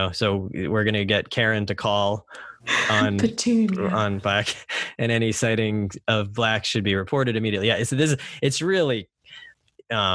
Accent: United States; as an American reader

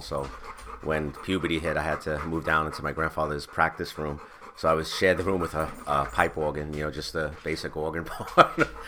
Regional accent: Bethpage, New York, United States; I grew up in Bethpage.

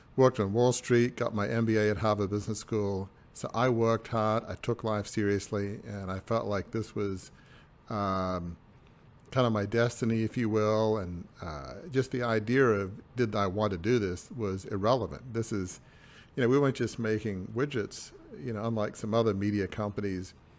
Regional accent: Sydney, New South Wales, Australia; I grew up in a hundred and fifty-year-old, uh, family media dynasty in Sydney

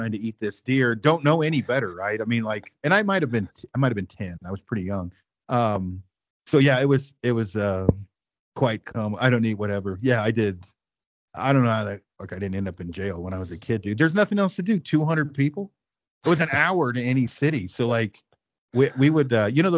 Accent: Detroit, Oregon, United States; I'm from Detroit Lake, Oregon, and it's 200 people in the middle of the Cascades

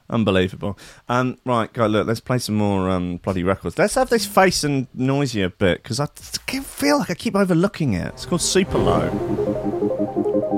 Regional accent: Enfield, London, United Kingdom; also born or lived in Berlin; I grew up in Enfield

